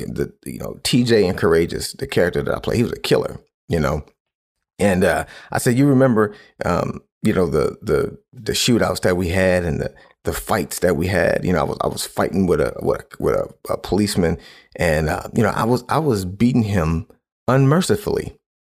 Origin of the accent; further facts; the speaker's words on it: Cleveland, Ohio, United States; where I grew up in Cleveland